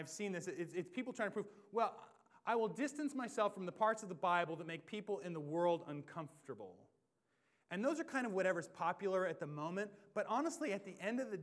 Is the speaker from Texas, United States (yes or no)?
no; Washington, United States; I grew up in Washington